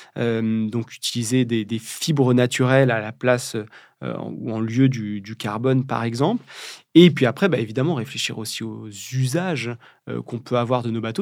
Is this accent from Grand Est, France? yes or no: no; Charente, Nouvelle-Aquitaine, France; now in Brittany, France; je suis né au milieu des vignes charentaises. On fabrique du cognac